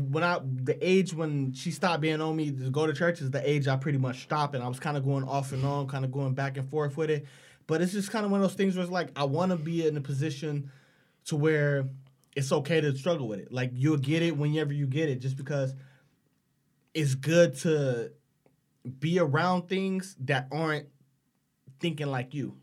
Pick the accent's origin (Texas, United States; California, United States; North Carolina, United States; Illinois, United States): California, United States; Los Angeles; I grew up in South Central Los Angeles